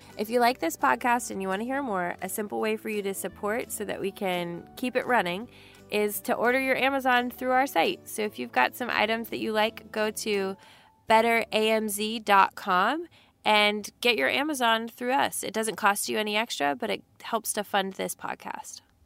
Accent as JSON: {"language": "English", "region": "Texas", "country": "United States", "said": "we're from Texas and that little accent"}